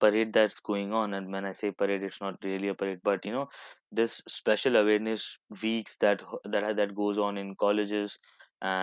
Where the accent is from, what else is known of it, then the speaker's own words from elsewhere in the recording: Hyderabad, Telangana, India; moved away as an adult; now in Canada; I'm from Hyderabad, born and brought up there